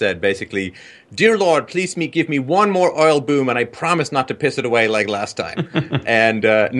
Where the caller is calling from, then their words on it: Canada; Now, of course, I'm calling in from Canada.